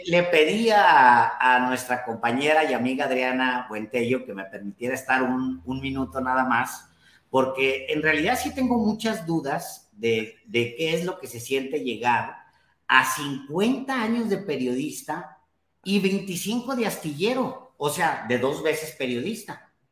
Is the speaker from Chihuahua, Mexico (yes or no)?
yes; Ciudad Juárez, Chihuahua, Mexico; mi barrio bravo de Ciudad Juárez